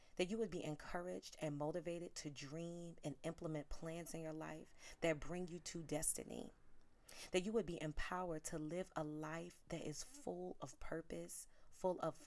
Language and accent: English; New York City, New York, United States; I'm from South Bronx, New York